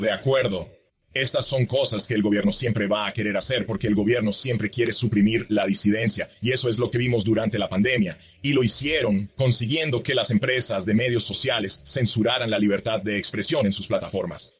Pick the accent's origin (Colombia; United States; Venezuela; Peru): United States; northeast Missouri; also born or lived in Madrid, Spain; now in Knox County, Tennessee, United States; nos mudamos a una zona muy rural del noreste de Missouri